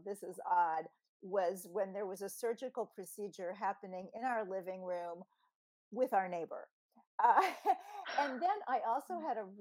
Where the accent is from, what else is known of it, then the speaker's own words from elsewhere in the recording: Kansas City, Missouri, United States; moved away; back in 1995 in my hometown of Kansas City, where we were both living